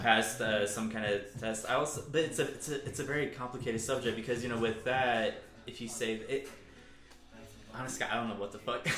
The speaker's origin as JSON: {"language": "English", "area": "Arkansas", "region": "South Carolina", "country": "United States", "tie": "born or raised there", "moved": "yes", "said": "I grew up in Arkansas"}